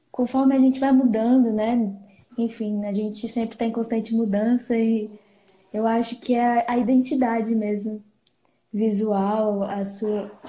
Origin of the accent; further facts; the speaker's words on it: Planaltina, Federal District, Brazil; Eu tenho 17 anos e sou de Brasília, na verdade, Panaltina, que fica no entorno de Brasília.